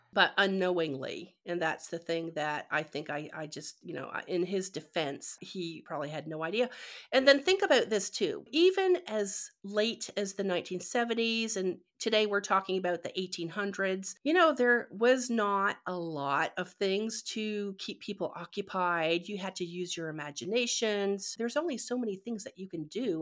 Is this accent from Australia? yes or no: no; Canada; moved away; growing up in Canada